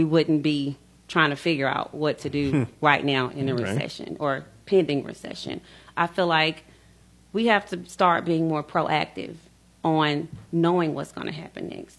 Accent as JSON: {"language": "English", "region": "Middle Tennessee", "country": "United States", "tie": "born or raised there", "said": "I was born and raised in Middle Tennessee"}